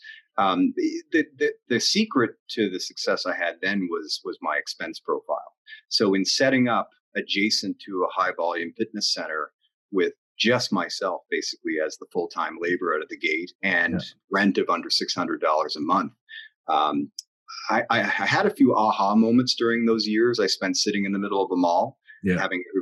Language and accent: English; New Brunswick, Canada; moved away as an adult; now in Halifax, Canada; I was born in New Brunswick and moved here to go to St. Mary's